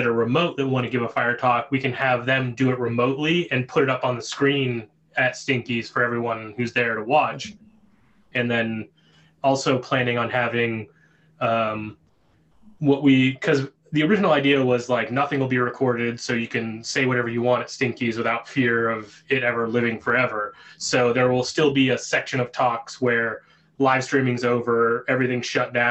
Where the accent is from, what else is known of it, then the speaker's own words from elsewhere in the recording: Pittsburgh, Pennsylvania, United States; I grew up in the South Hills of Pittsburgh